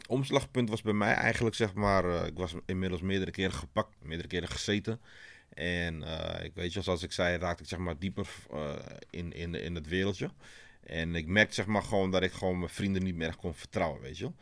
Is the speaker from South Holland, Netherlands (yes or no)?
no; Amsterdam, North Holland, Netherlands; ik groeide op in Amsterdam-West